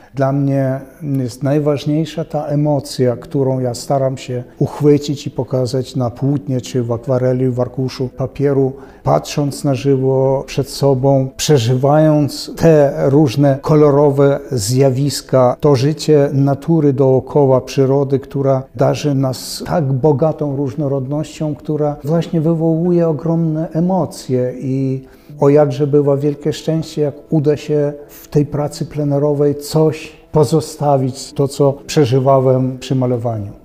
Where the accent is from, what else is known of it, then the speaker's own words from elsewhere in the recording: Kremenets, Ternopil Oblast, Ukraine; moved away; also born or lived in Lithuania; ja urodziłem się na samym południu Wołynia, to znaczy w Krzemieńcu